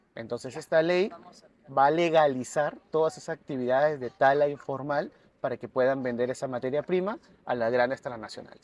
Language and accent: Spanish; Tumbes, Peru; also born or lived in Piura; now in Lima, Peru; yo soy de Tumbes, pero vivo en todo el norte, en Piura vivía también